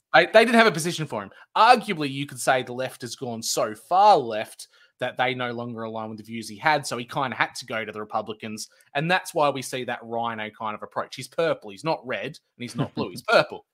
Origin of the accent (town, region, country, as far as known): Australia